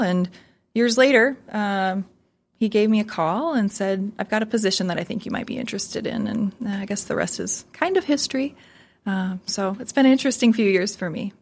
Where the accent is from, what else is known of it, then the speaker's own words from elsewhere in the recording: Sioux Falls, South Dakota, United States; I'm a hometown girl. So I grew up in Sioux Falls, and I love to say that it's my hometown